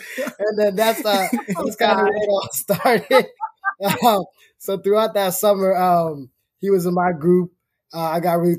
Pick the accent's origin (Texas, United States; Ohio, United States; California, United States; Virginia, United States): Virginia, United States; Charlottesville; also born or lived in Kenya; I'm also from Kenya, cousins of Saeed and Hussein. I came over here in 2004 when I was 3. So basically spent my entire life here.